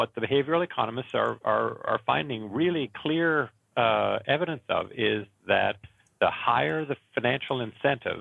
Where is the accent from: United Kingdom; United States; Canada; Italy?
Canada; I am from Canada, and it's not foggy here.